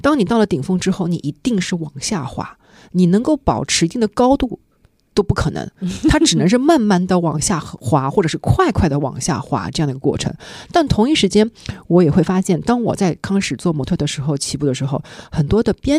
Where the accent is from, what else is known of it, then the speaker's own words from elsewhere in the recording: Shanghai, China; 但我是一个作为上海人，回到上海之后呢，家人都在这儿，朋友都在这儿，我还是会想要回来啊。